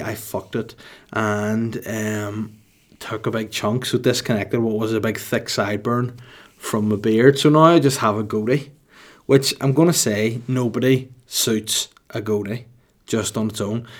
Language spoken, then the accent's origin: English; Holywood, Northern Ireland, United Kingdom; also born or lived in Bangor; I was raised in Hollywood County Down from when I was a baby until I was, like, eighteen